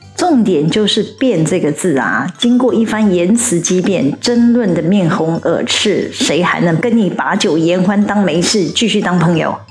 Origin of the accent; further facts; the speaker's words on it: Taiwan; 我们台湾人